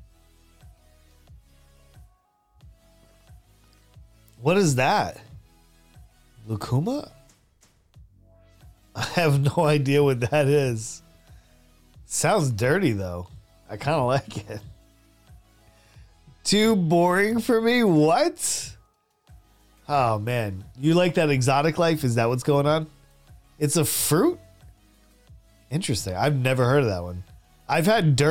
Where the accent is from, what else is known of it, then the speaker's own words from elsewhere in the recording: United States; moved away as an adult; also born or lived in Saudi Arabia / South Korea / Philippines; As an American